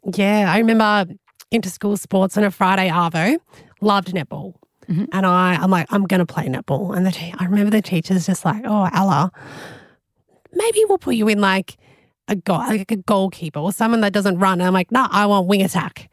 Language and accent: English; Melbourne, Victoria, Australia; now in Gold Coast, Australia; I grew up in Melbourne and I moved up to the Gold Coast.